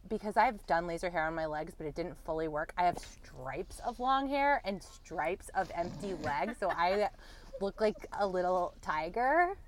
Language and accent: English; the South, United States; I am from the South.